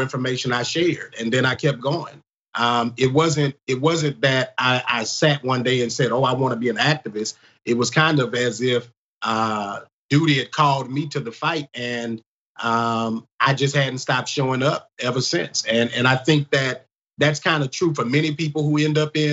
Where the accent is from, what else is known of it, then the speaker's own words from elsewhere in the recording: Baton Rouge, Louisiana, United States; I grew up in North Baton Rouge